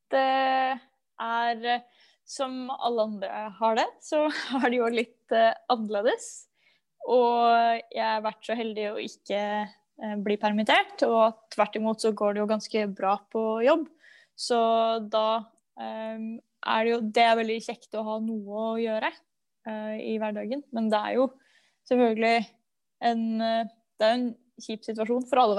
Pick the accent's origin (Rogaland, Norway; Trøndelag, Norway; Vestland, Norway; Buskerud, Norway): Buskerud, Norway; Drammen; Jeg er 29 år eh, gammel, eh, og jeg kommer fra Drammen. Jeg kommer eh, fra et sted litt utafor Drammen, som eh, det er i Drammen kommune, men det heter Mæren. Eh, og det ligger da i eh, skauer.